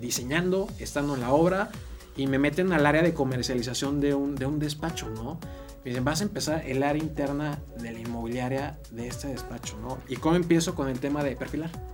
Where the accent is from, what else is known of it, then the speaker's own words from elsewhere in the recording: Actopan, Hidalgo, Mexico; moved away; also born or lived in Querétaro; soy originario de Actopan Hidalgo